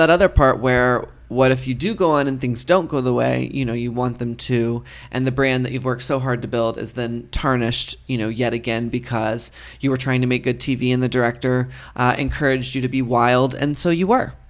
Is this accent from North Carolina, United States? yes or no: no; Texas, United States; moved away; I grew up in Texas